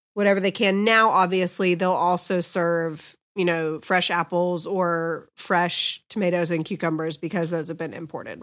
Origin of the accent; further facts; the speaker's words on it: United States; as Americans